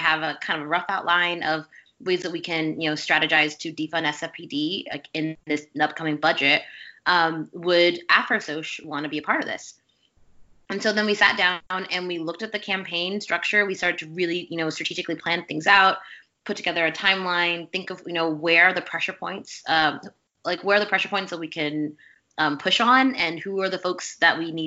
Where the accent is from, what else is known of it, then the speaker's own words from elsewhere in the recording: Louisiana, United States; I grew up in Louisiana